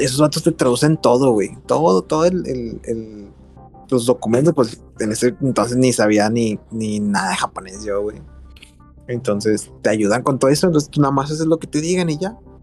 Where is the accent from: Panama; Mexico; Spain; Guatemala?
Mexico; moved away as an adult; now in Osaka, Japan; nosotros somos mexicanitos